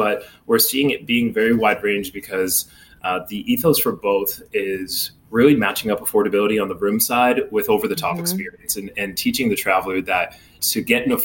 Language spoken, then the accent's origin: English; Maine, United States; moved away as an adult; also born or lived in Miami; now in New York, United States; growing up in Maine, I went to college down in Miami